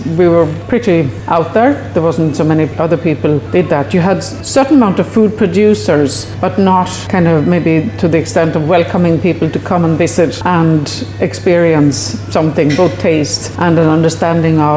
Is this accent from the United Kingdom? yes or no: no; Sweden; moved away as an adult; now in Ireland; I'm from Sweden and I was born on a farm and lived on the farm my entire childhood up till age of 18.